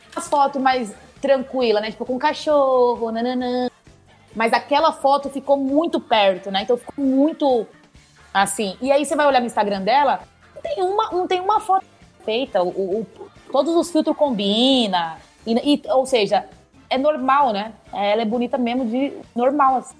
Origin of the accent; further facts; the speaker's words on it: São Paulo, Brazil; E eu sou de São Paulo também